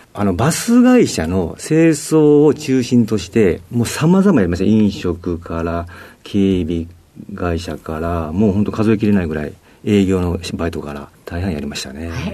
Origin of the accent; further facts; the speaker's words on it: Tsuruga, Fukui, Japan; moved away as an adult; also born or lived in Nagoya; 出身は、あの、福井県の敦賀市というところになります